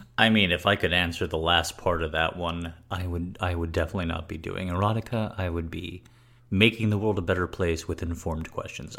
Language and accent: English; United States; I immediately come off as American